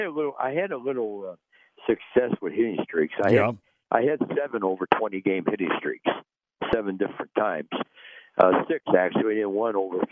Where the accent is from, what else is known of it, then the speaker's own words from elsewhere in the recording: Cincinnati, Ohio, United States; that's my hometown